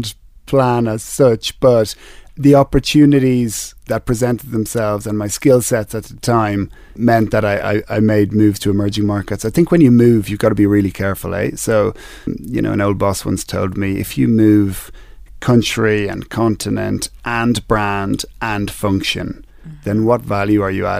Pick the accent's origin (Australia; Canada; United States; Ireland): Ireland; moved away as an adult; now in Kenya; I was born in Ireland. I was educated in Ireland